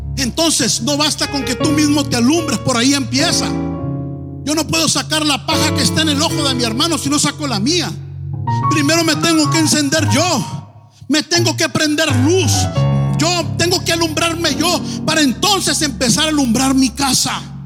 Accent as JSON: {"language": "Spanish", "town": "Tijuana", "region": "Baja California", "country": "Mexico", "moved": "yes", "lives_now": "Los Angeles, United States", "said": "Yo soy de Tijuana."}